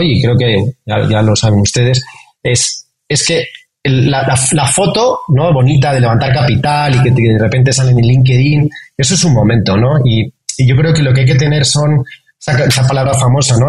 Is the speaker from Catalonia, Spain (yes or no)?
no; Madrid, Community of Madrid, Spain; moved away as an adult; now in Mexico; yo nací cerca del Bernabéu. Me siento, es que me siento madrileño muy, muy orgulloso